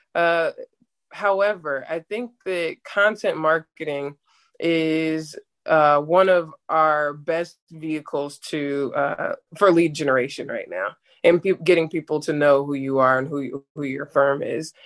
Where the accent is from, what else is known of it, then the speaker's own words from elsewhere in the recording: Atlanta, Georgia, United States; moved away; also born or lived in Jacksonville, Florida; I'm actually from Atlanta, Georgia, and went to school in Jacksonville, uh, Jacksonville University in Jacksonville, Florida